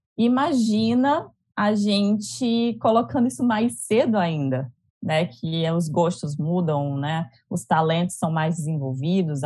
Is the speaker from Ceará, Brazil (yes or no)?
yes; Fortaleza, Ceará, Brazil; now in Rio de Janeiro, Brazil; sou cearense